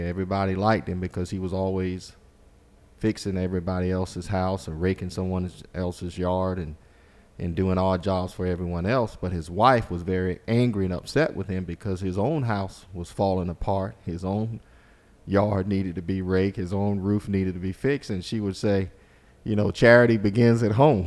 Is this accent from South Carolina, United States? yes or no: yes; Walterboro, South Carolina, United States; I grew up in Colleton County in Walterboro. It's my home